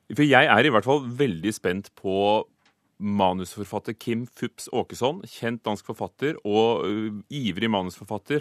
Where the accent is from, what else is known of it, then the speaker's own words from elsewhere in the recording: Northern Norway, Norway; som nordlending